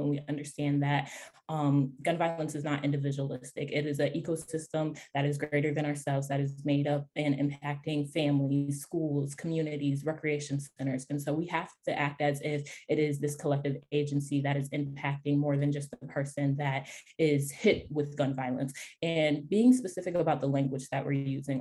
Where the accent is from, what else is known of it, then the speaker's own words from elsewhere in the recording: Rochester, New York, United States; my hometown, Rochester, New York